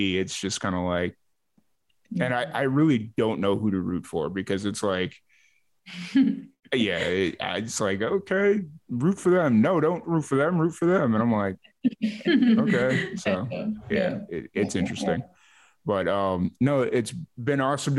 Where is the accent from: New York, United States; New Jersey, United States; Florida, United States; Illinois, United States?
Illinois, United States; Chicago; I'm from Chicago originally